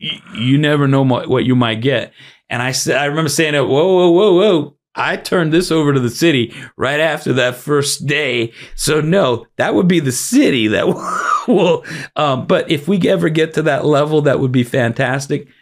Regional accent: Miami, Florida, United States; also born or lived in Brooklyn, New York; I was born in Brooklyn. but I've lived most of my life, almost all of it, here in Miami

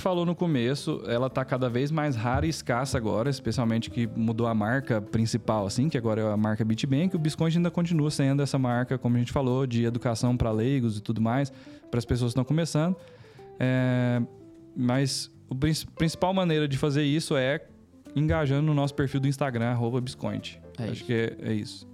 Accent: Palmeiras de Goiás, Goiás, Brazil; also born or lived in Goiânia; eu nasci aqui em Goiânia, mas eu só vim aqui nascer e morei em Palmeiras de Goiás, no interior

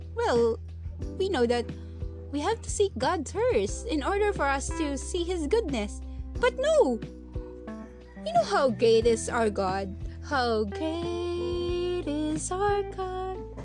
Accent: Philippines; I'm in the Philippines and this is my country

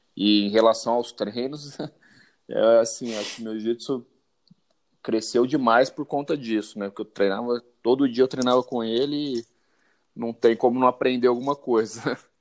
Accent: Ribeirão Preto, São Paulo, Brazil; sou de Ribeirão Preto

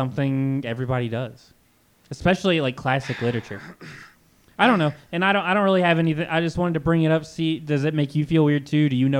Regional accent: Kentucky, United States; growing up in Kentucky, like in the South

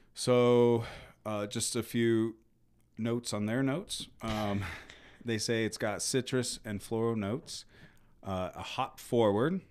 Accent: United States; I'm American

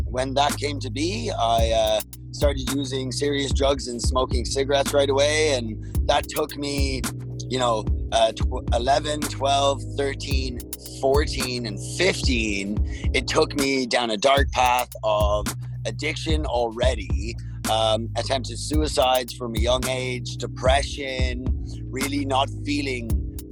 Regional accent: Dublin, Leinster, Ireland; also born or lived in Russia / Toronto, Canada / Hamilton, Canada; now in Canada; I actually grew up in Dublin, Ireland.

